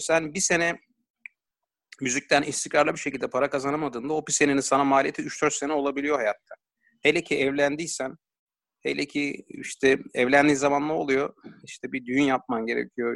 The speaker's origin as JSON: {"language": "Turkish", "region": "Ankara", "country": "Turkey", "tie": "born or raised there", "said": "ben Ankaralıyım."}